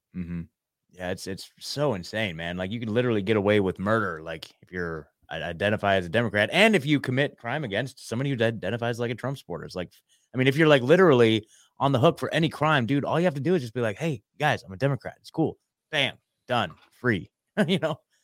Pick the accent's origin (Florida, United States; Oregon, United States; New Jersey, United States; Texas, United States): Oregon, United States; moved away as an adult; I'm born, born and raised in Oregon